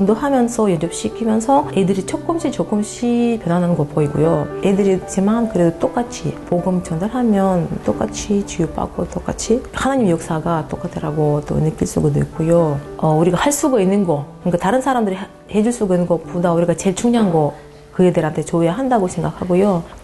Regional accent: Uzbekistan; Korean is a second language; moved away as an adult; also born or lived in Kazakhstan; now in Gyeongju, South Korea; 태어나가지고 25살까지 살다가 아, 카자흐스탄으로 이사하고

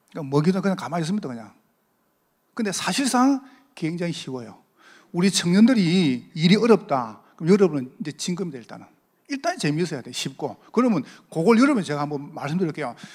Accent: Busan, South Korea; accent: Gyeongsang dialect; moved away as an adult; 제가 저 경상도서 왔습니다. 부산에서 오래 살다 왔거든요

